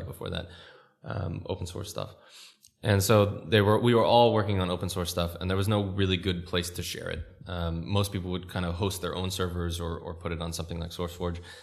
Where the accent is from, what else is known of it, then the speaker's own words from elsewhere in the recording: California, United States; moved away; I'm American, and I grew up in California